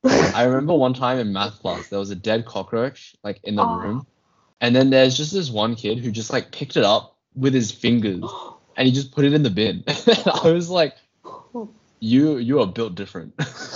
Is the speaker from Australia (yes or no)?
yes; Australia; as an Australian